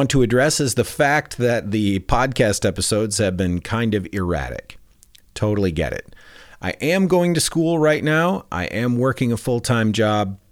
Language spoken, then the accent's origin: English; Michigan, United States; also born or lived in Colorado; now in California, United States; I'm in California now, but I'm originally from Michigan and then Colorado.